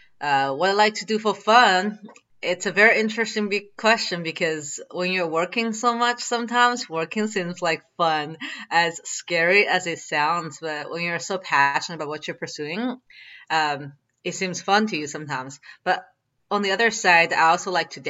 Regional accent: China; moved away; when I was growing up in China

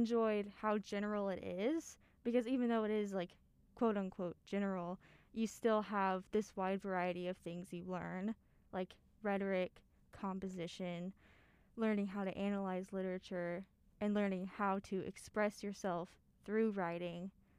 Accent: Mustang, Oklahoma, United States; I'm from Mustang, Oklahoma

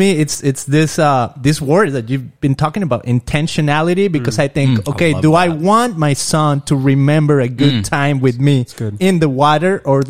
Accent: Guadalajara, Jalisco, Mexico; also born or lived in Puerto Vallarta, Mexico; now in Costa Mesa, United States; I come from Guadalajara, Mexico, from Puerto Vallarta, right?

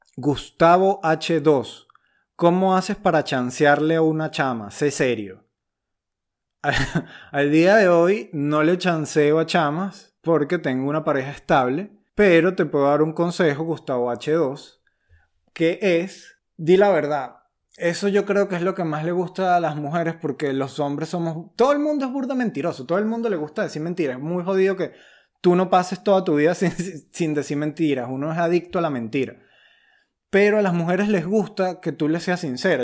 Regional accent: Venezuela; moved away as an adult; also born or lived in London, United Kingdom / Cádiz, Spain; now in Madrid, Spain; Emigré de Venezuela cuando fui a Inglaterra

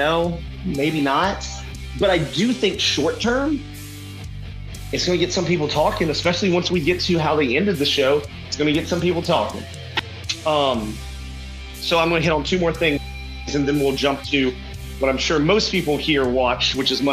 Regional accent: Memphis, Tennessee, United States; we're from Memphis

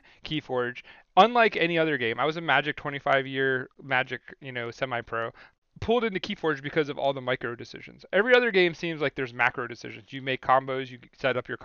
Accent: Syracuse, New York, United States; also born or lived in Manlius, New York; I'm from Syracuse, New York

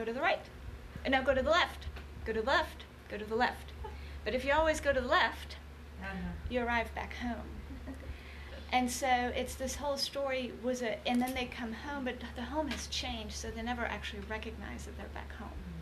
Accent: Germany; moved away; I grew up in Germany

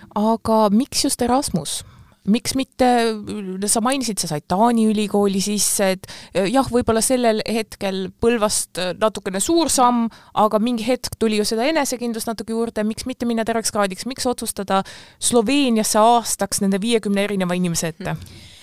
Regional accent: Pärnu, Pärnu County, Estonia; mina ise olen pärnakas

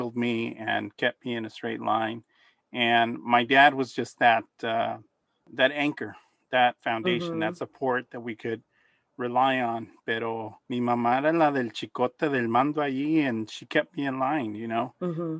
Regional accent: Los Angeles, California, United States; native Angeleno, born and raised in South Central Los Angeles

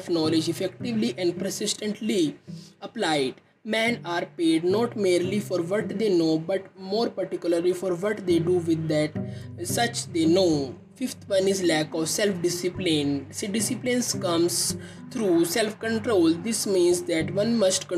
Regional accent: India; I am from India

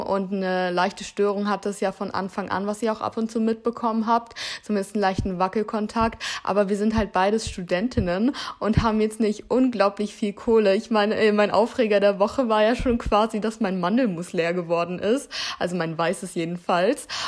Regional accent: Heidelberg, Baden-Württemberg, Germany; moved away as an adult; now in Hamburg, Germany; Ich bin hier geboren und im Alter von drei Jahren sind wir dann, äh, bin ich dann umgezogen mit meiner Familie

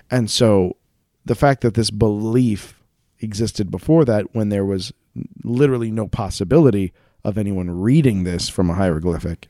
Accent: United States; we're American

